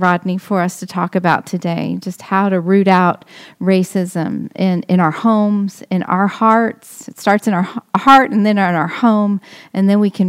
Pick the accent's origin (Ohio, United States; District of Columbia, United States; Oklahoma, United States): Oklahoma, United States; now in Florida; I come from the Midland, just from Oklahoma.